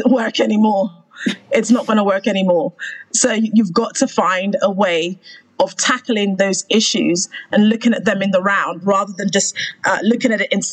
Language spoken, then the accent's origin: English; Sierra Leone; moved away; also born or lived in United Kingdom; I am Sierra Leonean by birth and as well as nationality. I have joint a dual nationality. I'm British Sierra Leonean.